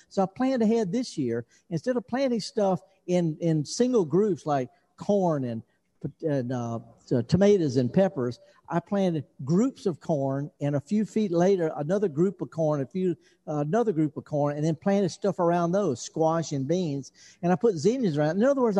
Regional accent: United States; And they won't let me in because I'm from America and the passport says I got COVID.

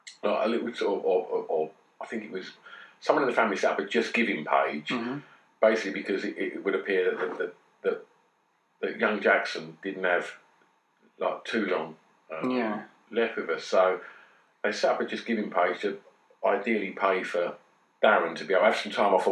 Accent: Grays, East of England, United Kingdom; my hometown

